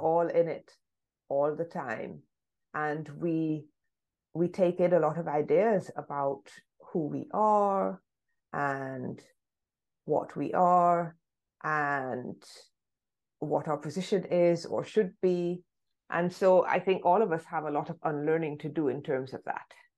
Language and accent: English; London, United Kingdom; first language English; I was born in London